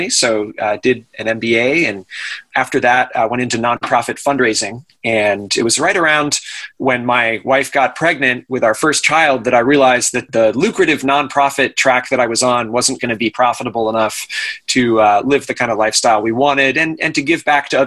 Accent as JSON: {"language": "English", "town": "Portland", "region": "Maine", "country": "United States", "tie": "born or raised there", "also_born_or_lived": "Minnesota / Bolivia"}